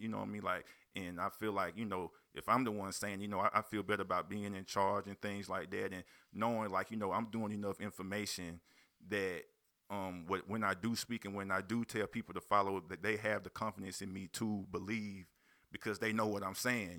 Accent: Union, South Carolina, United States; also born or lived in Spartanburg, South Carolina; Spartanburg, South Carolina. Grew up in Union. I ain't gonna just claim Union for Union. My dad from Union, but I was born in Spartanburg, South Carolina. Currently still stay in Spartanburg.

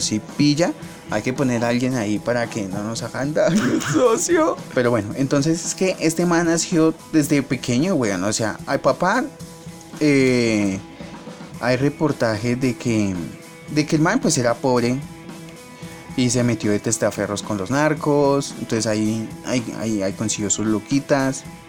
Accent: Bogotá, Colombia; yo soy de Bogotá

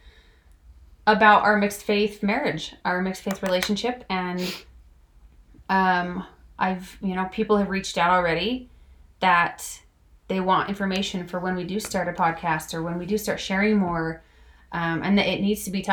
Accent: Idaho Falls, Idaho, United States; moved away as an adult; also born or lived in Logan, Utah; now in Harriman, Utah, United States; I was born and raised in Idaho Falls

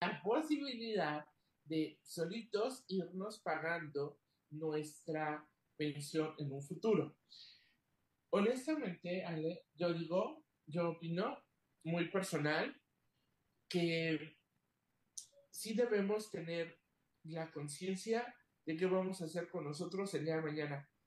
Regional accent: Mexico; quienes somos mexicanos

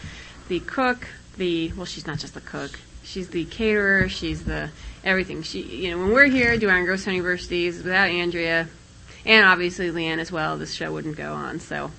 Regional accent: Colorado, United States; moved away; I'm from Colorado

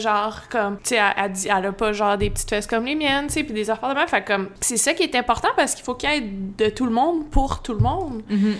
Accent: Magog, Quebec, Canada; Je suis née à Magog, plus spécifiquement Fleurimont

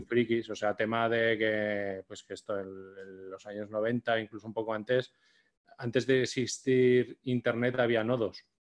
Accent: Zaragoza, Aragon, Spain; nosotros somos de Zaragoza

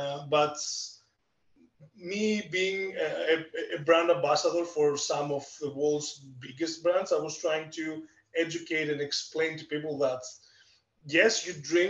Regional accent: Greece; accent: Greek; English is a second language; moved away as an adult; now in Canada; I'm Greek. You can definitely tell from my accent

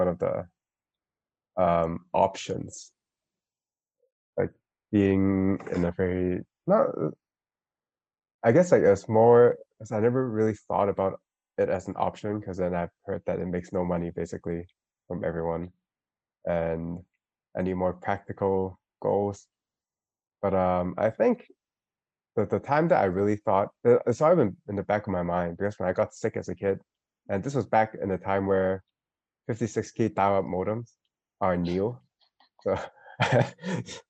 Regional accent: Hong Kong; I'm from Hong Kong

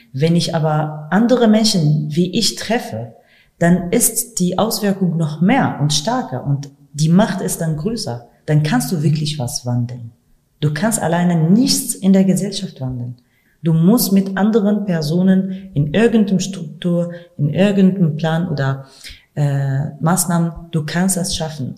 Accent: Kurdistan Region, Iraq; German is a second language; now in Germany; Aber ich habe auch Rassismus in meinem Land, in meinem Heimatland erlebt. Ich, ich habe das auch im äh, Kurdistan-Region mhm. erlebt

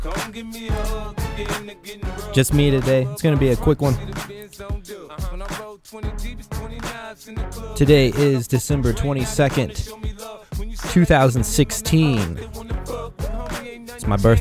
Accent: Albuquerque, New Mexico, United States; growing up in Albuquerque, like, you know, we have a mountain

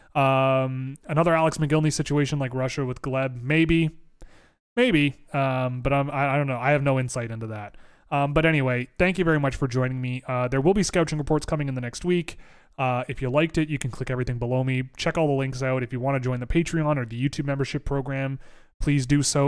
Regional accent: Toronto, Ontario, Canada; I gr, I grew up in Toronto

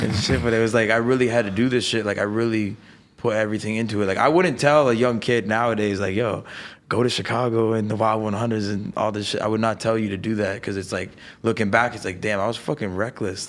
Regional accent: Niagara Falls, Ontario, Canada; moved away as an adult; now in Los Angeles, United States; I'm from Niagara Falls. I grew up in a town four deer, thirty thousand people.

